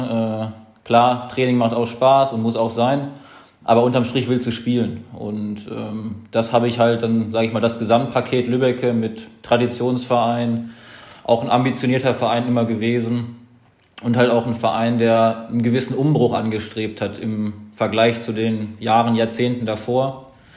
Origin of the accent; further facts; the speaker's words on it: Lage, North Rhine-Westphalia, Germany; also born or lived in Detmold / Lemgo; also geboren in Detmold, das ist aber alles, äh, sage ich mal, im 15 Minuten Umkreis. Äh, und mein Elternhaus ist in Lage